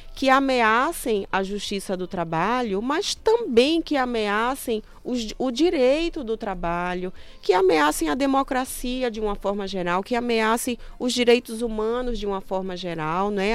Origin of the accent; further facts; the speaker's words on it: Sergipe, Brazil; moved away; also born or lived in Pará; Eu sou sergipana